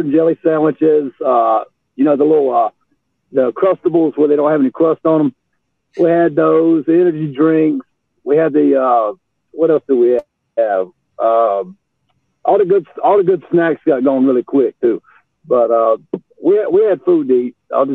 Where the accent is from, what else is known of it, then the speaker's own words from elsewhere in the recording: Bath, North Carolina, United States; I'm from Bath, North Carolina